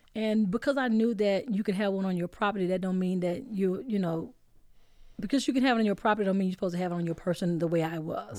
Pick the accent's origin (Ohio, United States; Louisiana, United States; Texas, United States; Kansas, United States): Texas, United States; Dallas; I'm from Oak Cliff